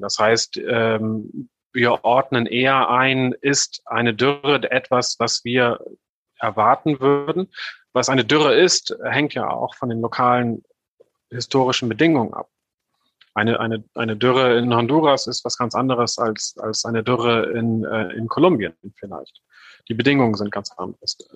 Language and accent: German; Northern Germany, Germany; ich bin, ich bin Norddeutscher vom Hintergrund her. Ich weiß nicht, ob man mir das äh, sehr stark anhört. Aber bei uns, wo ich herkomme, äh, ist alles flach